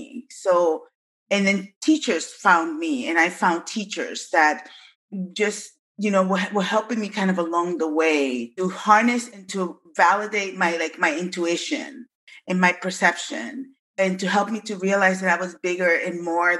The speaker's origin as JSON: {"language": "English", "town": "Bronx", "region": "New York", "country": "United States", "also_born_or_lived": "Massachusetts", "moved": "yes", "lives_now": "Seattle, United States", "said": "I came from the South Bronx with my family. So I lived in the South Bronx and in New York and then in Massachusetts, and then migrated to the Pacific Northwest in 1998."}